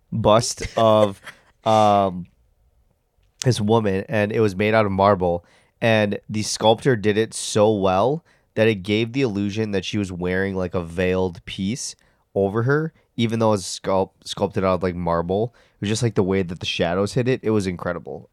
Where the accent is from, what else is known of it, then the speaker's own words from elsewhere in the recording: United States; we're American